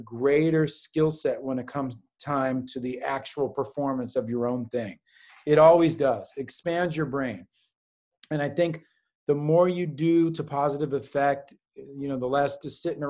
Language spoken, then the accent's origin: English; New York City, New York, United States; That's what interests me growing up in New York City